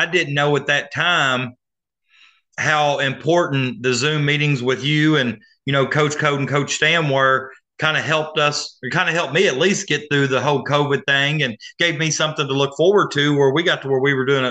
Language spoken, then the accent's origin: English; Augusta, United States; growing up in Augusta